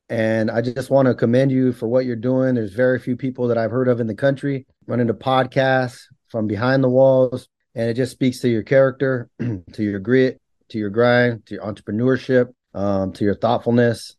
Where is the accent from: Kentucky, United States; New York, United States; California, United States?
California, United States; Bakersfield; born and raised in California